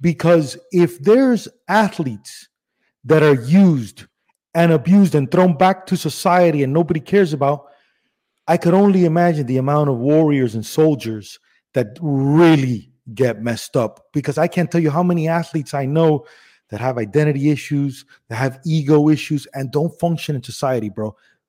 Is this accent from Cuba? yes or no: yes; Cuba; born there; I was born in Cuba, and my dad, it was just very popular in the 80s.